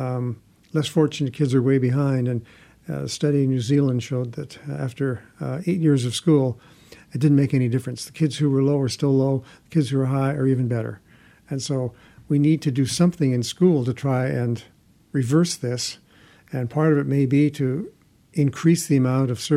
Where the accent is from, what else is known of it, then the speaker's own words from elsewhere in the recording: Canada; I'm from Canada